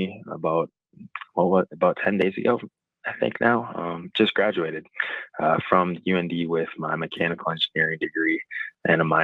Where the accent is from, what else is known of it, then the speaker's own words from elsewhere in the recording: Wishek, North Dakota, United States; I grew up in Wishick, town of 1,000.